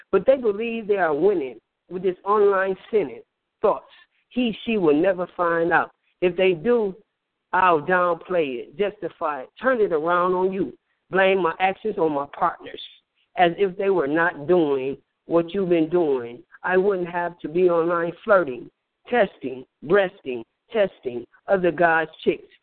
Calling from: Flint, Michigan, United States; I'm from uh, Flint, Michigan.

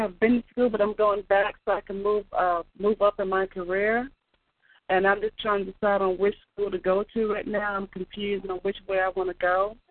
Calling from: Atlanta, Georgia, United States; I'm calling from Atlanta, Georgia.

